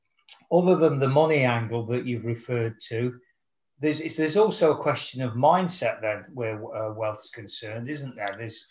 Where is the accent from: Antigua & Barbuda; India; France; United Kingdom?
United Kingdom; Nottingham, East Midlands; my hometown in Nottingham, England.